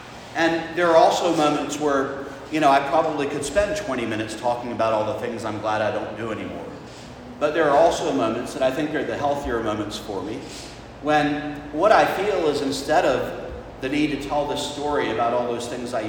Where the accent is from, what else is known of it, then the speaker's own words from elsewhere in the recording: the South, United States; as a child growing up in the South